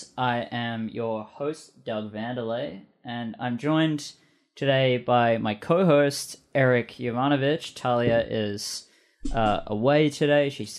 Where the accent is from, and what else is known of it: Australia; now in British Columbia, Canada